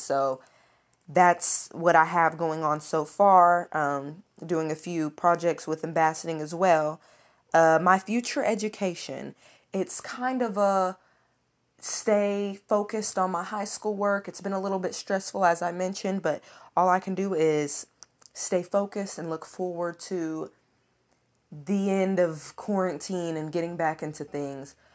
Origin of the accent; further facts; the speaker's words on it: Lexington, Kentucky, United States; I was born and raised in Lexington, Kentucky.